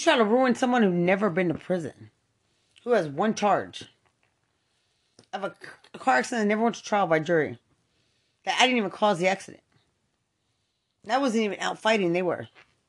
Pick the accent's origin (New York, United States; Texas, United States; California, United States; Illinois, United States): Texas, United States; Lubbock; I'm from Lubbock.